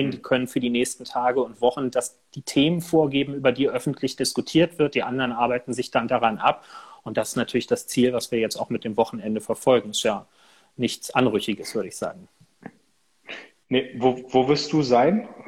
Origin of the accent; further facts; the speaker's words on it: Berlin, Germany; Als Berliner, als jemand, der hier ja auch viel mit Mietendeckel und so jetzt zu tun hatte